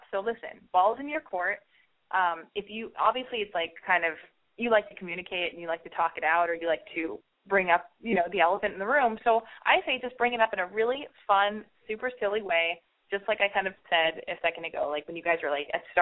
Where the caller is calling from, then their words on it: Pomona, California, United States; I've called before. Um, I'm calling from Pomona.